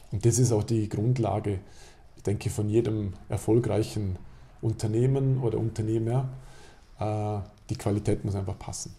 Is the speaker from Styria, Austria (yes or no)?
no; Alberschwende, Vorarlberg, Austria; in meinem Heimatdorf Alberschwende